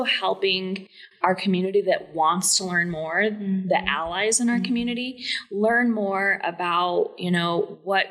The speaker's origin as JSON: {"language": "English", "town": "Loveland", "region": "Colorado", "country": "United States", "tie": "born or raised there", "said": "my background is I'm born and raised in Loveland, Northern Colorado"}